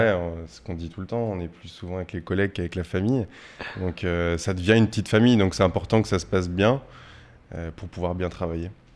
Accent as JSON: {"language": "French", "town": "Poitiers", "region": "Nouvelle-Aquitaine", "country": "France", "tie": "born or raised there", "moved": "as an adult", "lives_now": "Paris, France", "said": "Alors moi je suis né à Poitiers, donc jusqu'à l'âge de mes 18 ans j'ai vécu à Poitiers"}